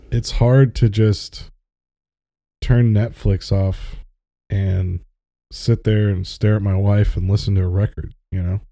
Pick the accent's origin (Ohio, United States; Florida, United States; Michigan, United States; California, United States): Florida, United States; I grew up in Florida